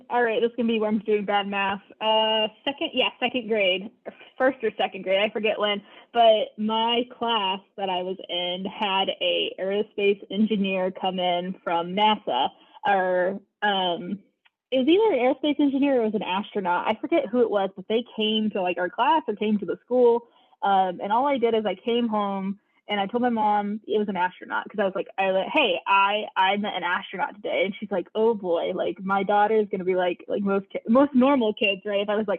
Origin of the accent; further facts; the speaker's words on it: Georgia, United States; also born or lived in California; So not from Georgia. I'm actually originally from California, but we moved to Georgia when I was like fourth